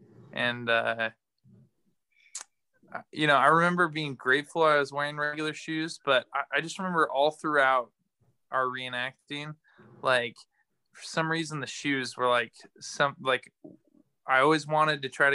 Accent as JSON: {"language": "English", "town": "Midland", "region": "Michigan", "country": "United States", "moved": "yes", "lives_now": "Pea Ridge, United States", "said": "I live in Pea Ridge, Arkansas, and I'm from Midland, Michigan."}